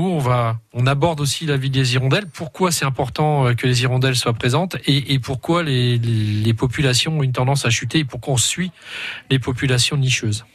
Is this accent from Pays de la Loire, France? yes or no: no; Culette, Bourgogne-Franche-Comté, France; du côté de chez moi, du côté de Quillettre. Euh, parce que je viens de Culette, et ça j'y tiens.